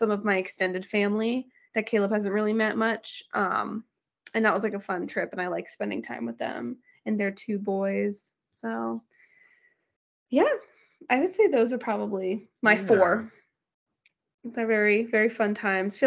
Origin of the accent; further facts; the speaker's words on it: Florida, United States; now in Georgia, United States; my hometown